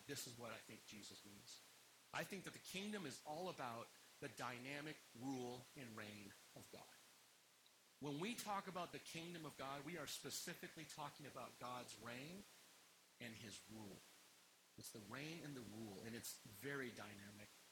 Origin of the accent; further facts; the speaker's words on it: United States; I like being American